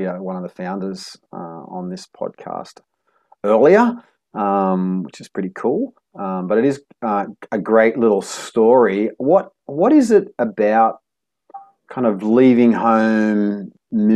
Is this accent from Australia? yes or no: yes; Australia; now in Cambodia; I'm from Australia.